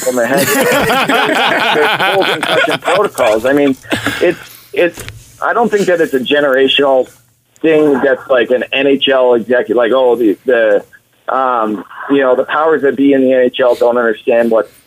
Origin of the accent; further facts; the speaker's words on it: Edmonton, Alberta, Canada; I grew up in Edmonton. I'm an Oilers fan growing up